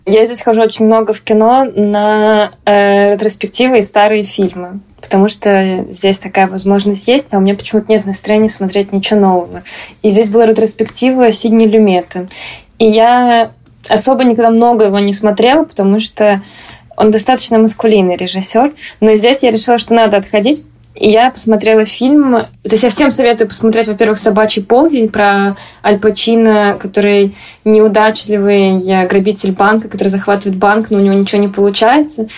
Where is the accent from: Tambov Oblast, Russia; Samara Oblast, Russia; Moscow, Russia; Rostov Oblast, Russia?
Moscow, Russia; moved away; я вообще-то москвичка. Я даже теперь стала говорить, что я не просто типа из России, а что я из Москвы